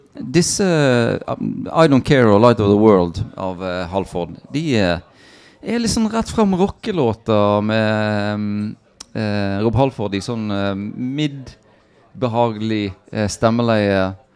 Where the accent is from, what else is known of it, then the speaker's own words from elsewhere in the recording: United States; now in Norway; Jeg vokste opp i USA